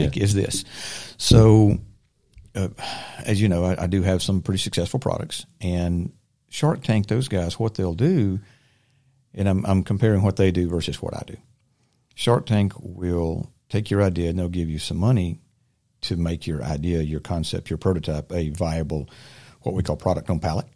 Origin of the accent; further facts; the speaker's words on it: Silver Creek, United States; also born or lived in Ridgewood; born and raised in Silver Creek, uh, local boy